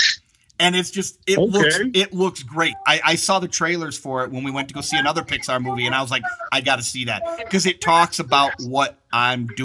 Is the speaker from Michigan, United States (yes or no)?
yes; Michigan, United States; I'm from Michigan